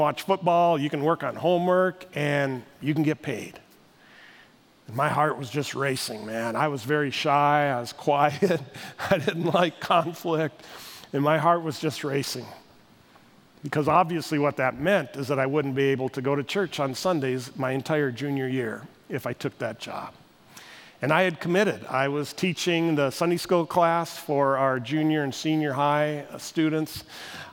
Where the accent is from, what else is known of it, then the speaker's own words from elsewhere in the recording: Northwest North Dakota, United States; I grew up in Northwest North Dakota